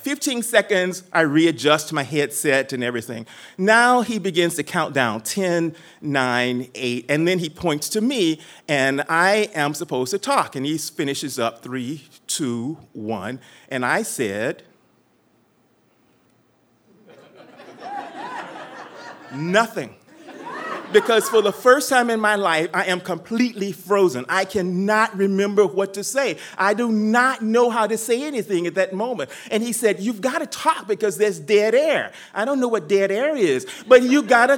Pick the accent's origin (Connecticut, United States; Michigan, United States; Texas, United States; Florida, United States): Texas, United States; I'm from Texas, and we talk loud, long, and we're confident about everything